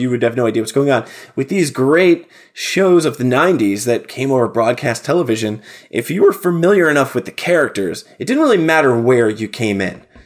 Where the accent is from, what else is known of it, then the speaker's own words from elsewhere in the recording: New Jersey, United States; my small state of New Jersey